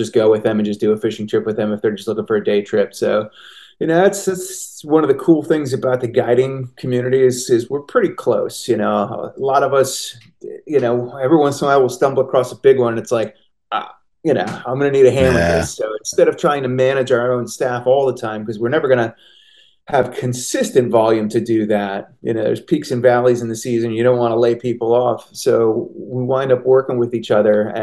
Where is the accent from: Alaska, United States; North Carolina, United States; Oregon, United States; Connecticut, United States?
Connecticut, United States; I grew up in Connecticut, but I've been coming up to the Catskills since I was a little kid